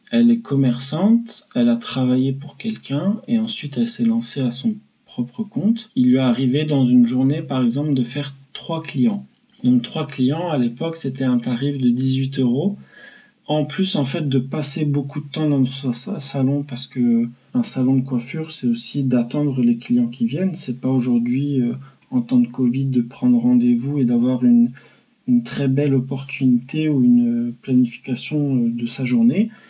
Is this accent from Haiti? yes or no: no; Paris, Île-de-France, France; À Porte des Lilas